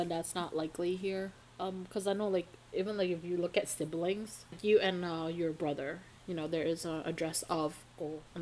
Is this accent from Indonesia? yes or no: yes; Indonesia; now in United States; we're Asian, we're Indonesian